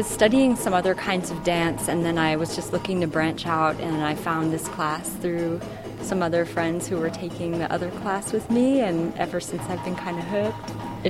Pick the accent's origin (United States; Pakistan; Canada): United States; New York; I'm from New York.